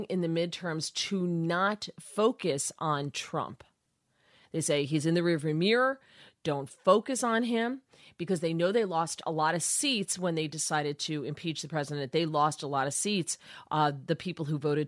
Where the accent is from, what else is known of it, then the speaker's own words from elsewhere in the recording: United States; I grew up in the New York, New Jersey area